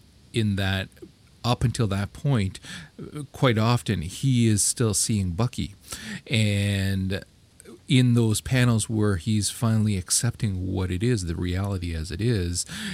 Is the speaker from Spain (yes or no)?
no; Canada; I'm Canadian